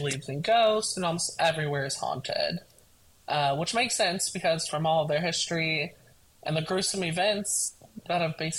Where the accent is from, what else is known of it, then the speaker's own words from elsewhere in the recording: United States; We're American